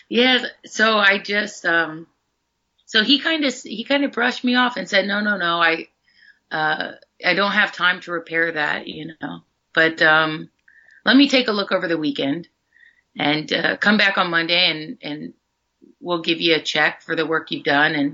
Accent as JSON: {"language": "English", "town": "Athens", "region": "Ohio", "country": "United States", "tie": "born or raised there", "said": "hometown? Athens, Ohio."}